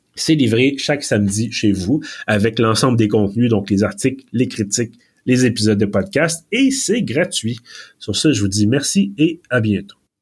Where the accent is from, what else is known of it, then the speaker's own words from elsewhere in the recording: Quebec, Canada; accent: Québécois; mon bel accent québécois